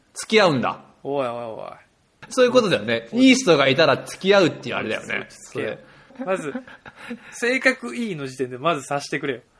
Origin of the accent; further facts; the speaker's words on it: Shizuoka, Japan; 僕も静岡出身